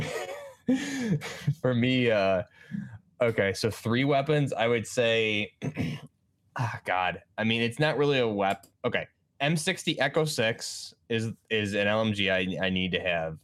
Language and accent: English; New York, United States; I'm just from New York